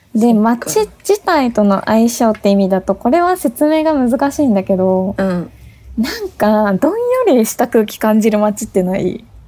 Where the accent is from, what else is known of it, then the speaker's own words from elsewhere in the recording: Tokyo, Japan; also born or lived in Kyoto / Kawasaki; 私ね、東京生まれ東京育ち